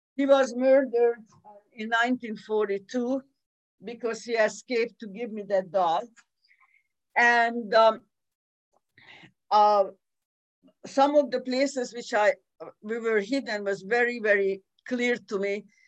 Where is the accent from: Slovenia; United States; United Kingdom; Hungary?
Hungary; Budapest; I was born in 1941 in Budapest, Hungary